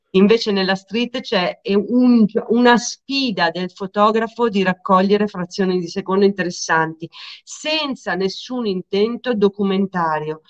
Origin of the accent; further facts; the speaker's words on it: Lecco, Lombardy, Italy; also born or lived in Milan; io sono di Lecco, la scuola è a Monza